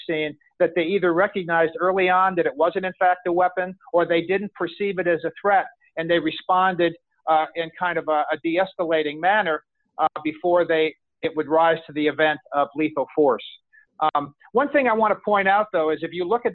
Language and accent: English; Orlando, Florida, United States; here in my hometown of Orlando, Florida